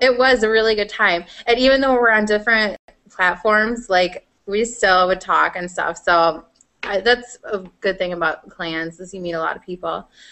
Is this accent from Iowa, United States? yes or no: yes; Iowa, United States; accent: Iowan; it's my Iowan